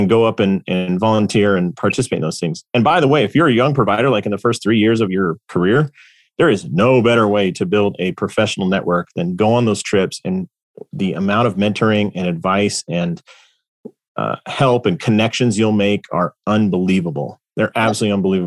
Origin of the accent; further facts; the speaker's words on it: Los Angeles, California, United States; my hometown of Los Angeles, California